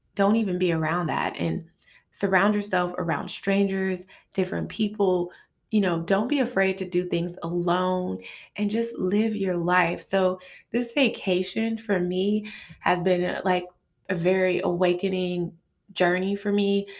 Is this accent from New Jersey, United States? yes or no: no; Los Angeles, California, United States; I'm from South Central L A. I live in this part of L A.